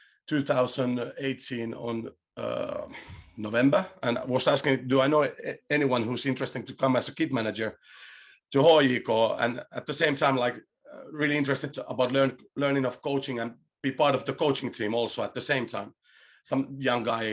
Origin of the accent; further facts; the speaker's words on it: Chile; English is a second language; now in Finland; I was born in Chile and my father was an ex-football player, a goalkeeper